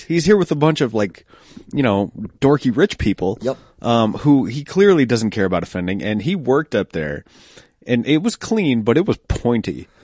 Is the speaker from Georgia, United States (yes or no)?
no; Denver, Colorado, United States; Colorado, like Denver it's uh, instead of saying or, we tend to say er